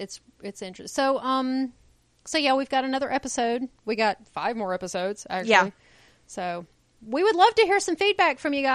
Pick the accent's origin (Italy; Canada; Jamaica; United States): United States; as Americans, we are the only people who only speak one language.